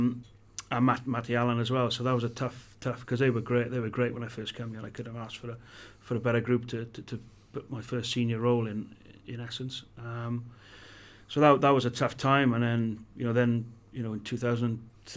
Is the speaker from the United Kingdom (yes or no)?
yes; Welsh, Wales, United Kingdom; being Welsh